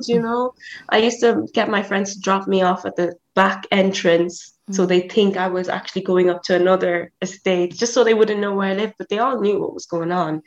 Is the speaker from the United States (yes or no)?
no; Ireland; also born or lived in South Africa / Nigeria; I am a Nigerian born in South Africa. So I lived in South Africa until I was seven, and then I moved to Ireland